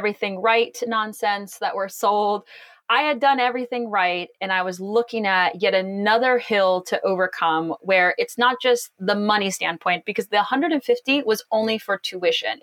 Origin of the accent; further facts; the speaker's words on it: Los Angeles, California, United States; moved away as an adult; also born or lived in Boston / China; I grew up in an all Chinese neighborhood in Los Angeles